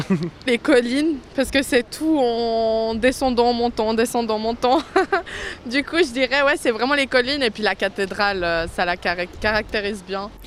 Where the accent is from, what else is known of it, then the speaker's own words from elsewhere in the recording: Lausanne, Vaud, Switzerland; c'est là où j'ai grandi